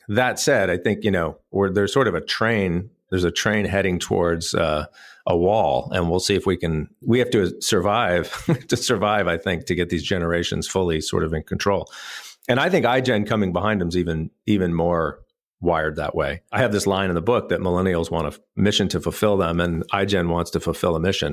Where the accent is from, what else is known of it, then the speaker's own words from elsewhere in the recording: El Paso, Texas, United States; moved away as an adult; also born or lived in Austin, Texas; now in Raleigh, United States; I grew up in El Paso, Texas, in West Texas